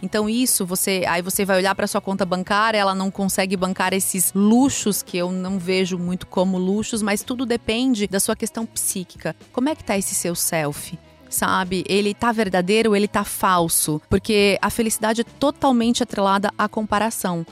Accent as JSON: {"language": "Portuguese", "region": "Santa Catarina", "country": "Brazil", "said": "Eu sou de Santa Catarina"}